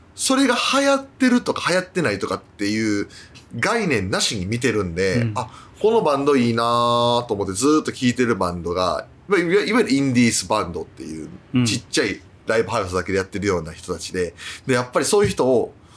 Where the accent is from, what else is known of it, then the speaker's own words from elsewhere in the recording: Japan; moved away as an adult; now in United States; 日本からアメリカで今働いてる